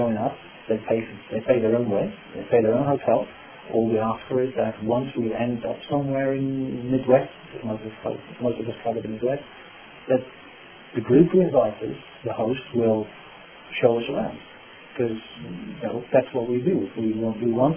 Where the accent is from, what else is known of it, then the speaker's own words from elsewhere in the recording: Netherlands; accent: British; English is a second language; moved away as an adult; now in Chicago, United States; I'm from the Netherlands